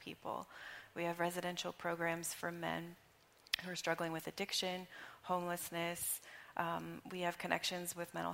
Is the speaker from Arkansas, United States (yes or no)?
yes; Arkansas, United States; moved away as an adult; now in Chester, United States; I grew up in Arkansas. So I came here 16 years ago